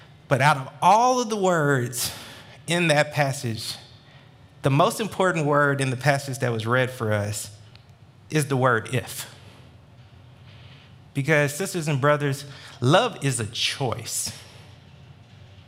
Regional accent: Atlanta, Georgia, United States; born and raised in Metro Atlanta

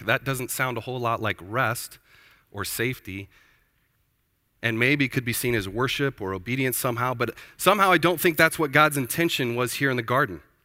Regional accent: Prineville, Oregon, United States; Born and raised in Prineville, Oregon.

